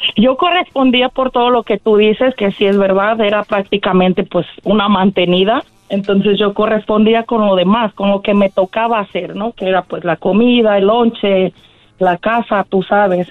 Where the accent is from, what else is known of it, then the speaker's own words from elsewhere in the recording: Guadalajara, Jalisco, Mexico; now in California, United States; soy de Guadalajara, pero vivo aquí en California